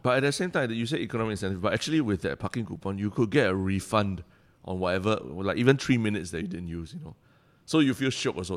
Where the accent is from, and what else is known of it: Singapore